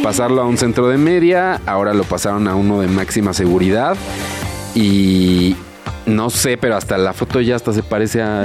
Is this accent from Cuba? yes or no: no; Mexico; uno como mexicano